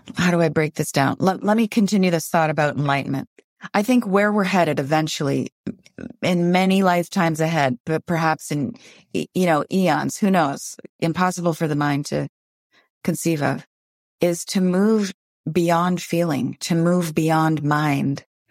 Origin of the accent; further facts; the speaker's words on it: Windsor, Ontario, Canada; now in Vancouver, Canada; I grew up in Windsor, Ontario, and it was just a ten-minute ride across the Ambassador Bridge to Detroit, Michigan